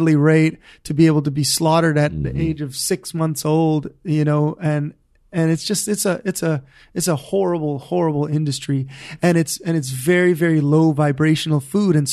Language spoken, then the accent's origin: English; Honolulu, Hawaii, United States; I grew up in Hawaii Kai, so I never really learned to surf, man.